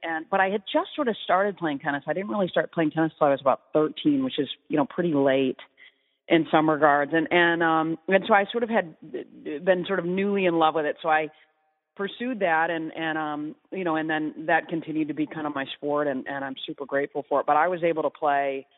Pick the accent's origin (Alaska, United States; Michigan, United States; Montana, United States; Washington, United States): Michigan, United States; East Lansing; I grew up in East Lansing